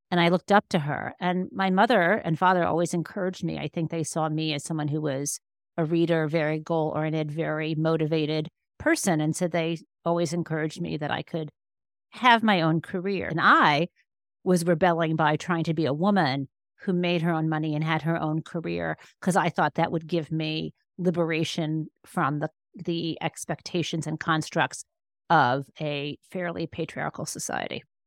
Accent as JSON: {"language": "English", "region": "Michigan", "country": "United States", "tie": "born or raised there", "said": "I was growing up in Michigan"}